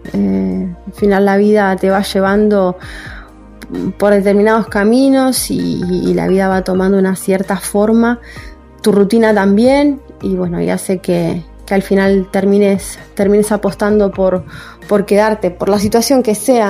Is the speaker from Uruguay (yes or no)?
yes; Uruguay; moved away as an adult; now in Spain; yo me fui de acá de Uruguay